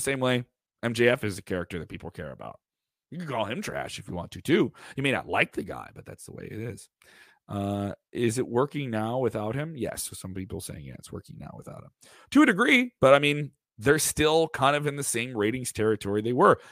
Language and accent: English; Chicago, Illinois, United States; I'm from Chicago